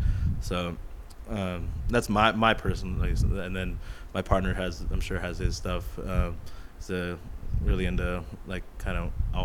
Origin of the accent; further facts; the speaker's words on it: Huntington Beach, California, United States; also born or lived in Los Angeles; born in Long Beach, grew up in Huntington, lived all around